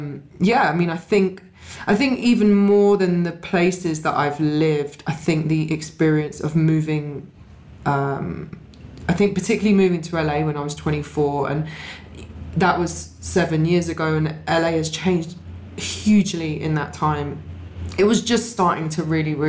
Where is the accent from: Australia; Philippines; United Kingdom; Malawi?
United Kingdom; London; moved away as an adult; also born or lived in Los Angeles, United States / New York, United States; now in United States; And I grew up right in the middle of London